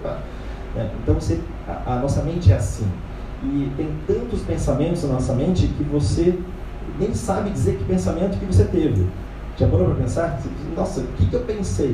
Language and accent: Portuguese; Brazil; como brasileiros